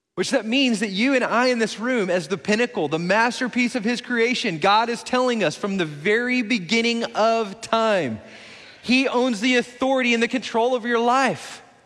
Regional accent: Midland, Texas, United States; now in Belton, United States; my hometown in Midland

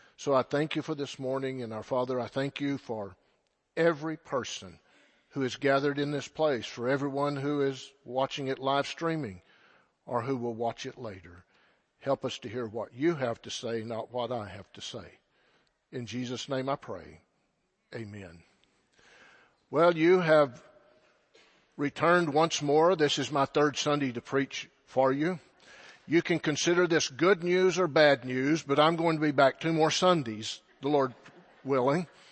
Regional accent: Silverton, Texas, United States; I'm from the Texas Panhandle. That should explain a lot. From a little farm and ranch community by the name of Silverton

